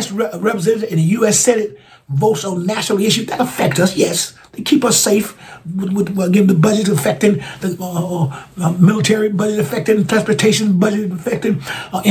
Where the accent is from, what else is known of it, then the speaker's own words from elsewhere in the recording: Alabama, United States; Alabama, my home state. My home state of Alabama